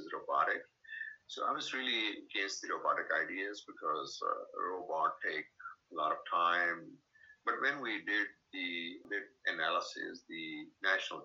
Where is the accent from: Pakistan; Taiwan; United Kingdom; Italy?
Pakistan; English is a second language; moved away as an adult; also born or lived in Houston, United States; now in United States; I'm a physician from Pakistan